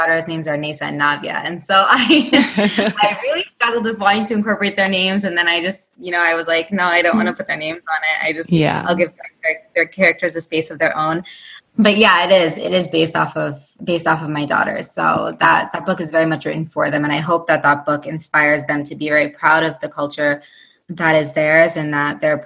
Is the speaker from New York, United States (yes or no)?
yes; upstate New York, United States; I'm born and raised in the United States, but in upstate New York, but my family is of Indian heritage.